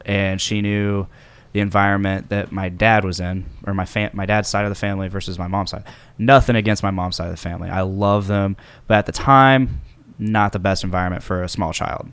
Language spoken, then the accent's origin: English; Delphi, Indiana, United States; also born or lived in Lafayette, Indiana; born and raised in Delphi